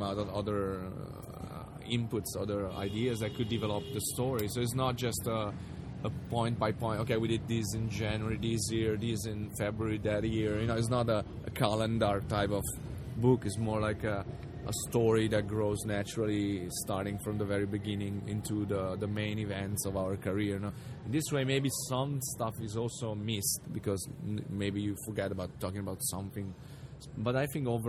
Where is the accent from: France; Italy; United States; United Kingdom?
Italy; we're from Italy